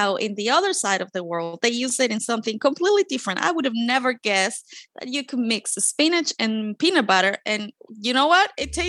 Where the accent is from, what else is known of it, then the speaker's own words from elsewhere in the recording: Chile; English is a second language; moved away as an adult; now in Pittsburgh, United States; the country of Chile, it's along the Pacific coast. So all my life, I grew up hearing the sound of the seagulls, the squealing seagulls everywhere. And when I went to live in Pittsburgh